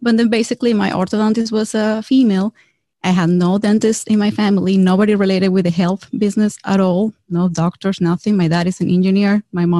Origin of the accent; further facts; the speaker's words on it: Venezuela; English is a second language; moved away as an adult; now in United States; I'm actually originally from Venezuela